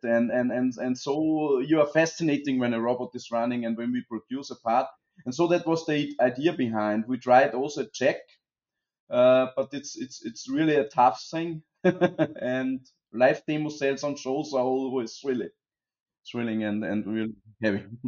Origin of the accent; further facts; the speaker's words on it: Austria; as you hear from me and from …, we are both from Austria